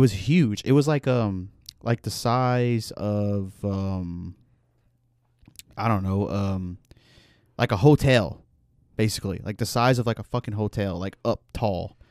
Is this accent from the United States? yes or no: yes; Louisiana, United States; I'm from Louisiana